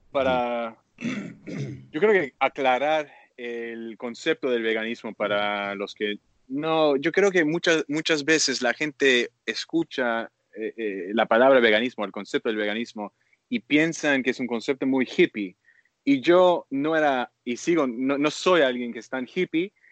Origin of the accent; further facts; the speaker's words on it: Canada; now in Bali, Indonesia; soy un activista canadiense de, basado en Toronto